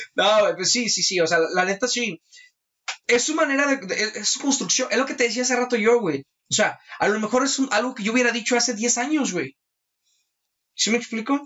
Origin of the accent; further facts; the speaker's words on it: Mexico; es mi responsabilidad como mexicano